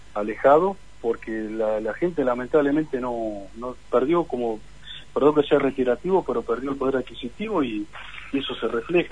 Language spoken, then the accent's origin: Spanish; Gualeguaychú, Entre Ríos, Argentina; soy de Gualeguaychú